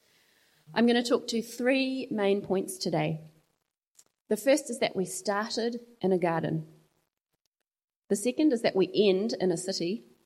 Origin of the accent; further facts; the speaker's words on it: Zimbabwe; now in New Zealand; I've never felt entirely like I belong in New Zealand, and yet neither do I belong in Zimbabwe, my home country. And I've always just felt a little bit different somehow. Growing up, my family felt different.